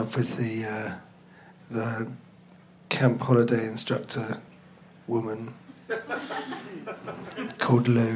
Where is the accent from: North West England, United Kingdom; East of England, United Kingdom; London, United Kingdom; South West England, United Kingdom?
London, United Kingdom; also born or lived in Plymouth; I grew up in Finsbury Park, so that's north.